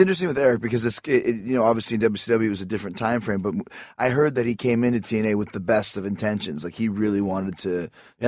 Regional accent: Canada; growing up in Canada

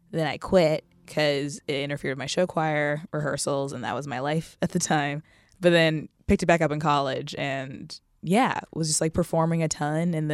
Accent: Japan; born there; also born or lived in Texas / Kentucky / Virginia / California; like I was born in Japan, we moved to Texas, Kentucky, Virginia, California, and so every couple years, I was the new kid.

